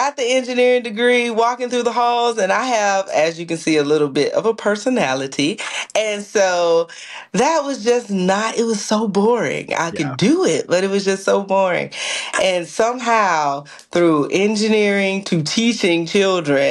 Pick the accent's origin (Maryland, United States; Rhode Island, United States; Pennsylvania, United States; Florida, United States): Florida, United States; Miami; moved away as an adult; now in Gainesville, United States; I am from Miami, Florida, and I came here to Gainesville when I went to college